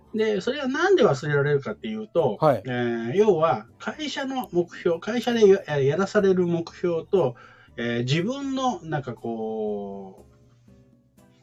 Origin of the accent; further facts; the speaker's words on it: Kansai, Japan; 関西人なんで